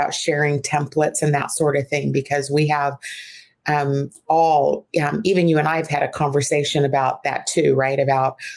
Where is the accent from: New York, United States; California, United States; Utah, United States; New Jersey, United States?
California, United States; Fairfield; I grew up in the Fairfield area